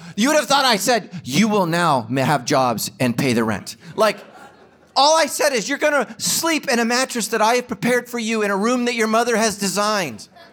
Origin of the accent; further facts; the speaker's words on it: Ireland; I'm Irish